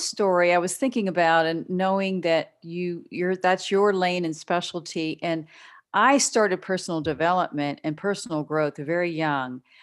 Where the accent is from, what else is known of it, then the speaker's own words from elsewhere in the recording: Pittsburgh, Pennsylvania, United States; now in Texas, United States; I grew up in the Pittsburgh area